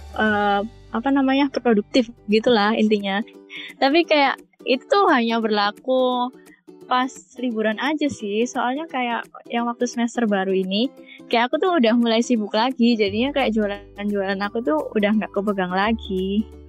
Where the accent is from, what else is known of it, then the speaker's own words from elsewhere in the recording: Surabaya, East Java, Indonesia; moved away; aku kan dari Surabaya